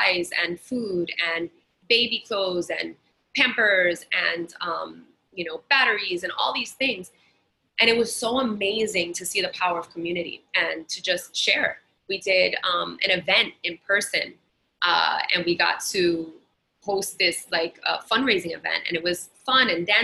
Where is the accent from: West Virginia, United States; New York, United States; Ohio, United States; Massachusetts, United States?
New York, United States; New York City; me in Brooklyn and Queens